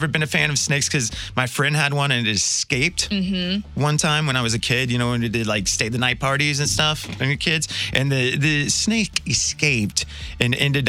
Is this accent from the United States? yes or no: yes; Wichita, Kansas, United States; moved away as an adult; also born or lived in Dallas, Texas / Austin, Texas / Virginia Beach / Milwaukee; now in St. Louis, United States; I was born and raised in Wichita, Kansas.